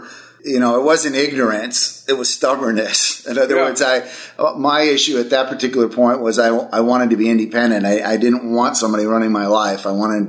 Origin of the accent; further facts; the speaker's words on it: Milwaukee, Wisconsin, United States; I grew up in Milwaukee, Wisconsin. So I'm a cheesehead, diehard Packer fan.